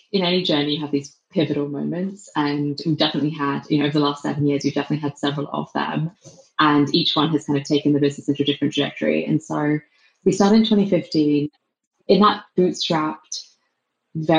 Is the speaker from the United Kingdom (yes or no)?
yes; England, United Kingdom; accent: English; moved away as an adult; also born or lived in London; now in San Francisco, United States; my English accent